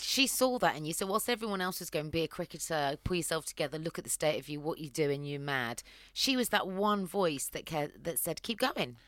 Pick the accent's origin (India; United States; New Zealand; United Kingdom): United Kingdom; Cheltenham, South West England; I'm from Cheltenham, which is the sister town to the city of Gloucester